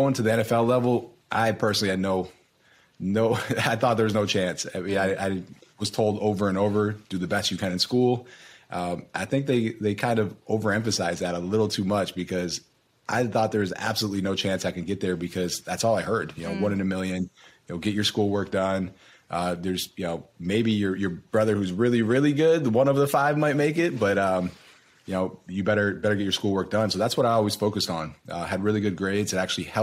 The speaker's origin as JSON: {"language": "English", "town": "Buffalo", "region": "New York", "country": "United States", "tie": "born or raised there", "said": "we were born and raised in Buffalo, New York"}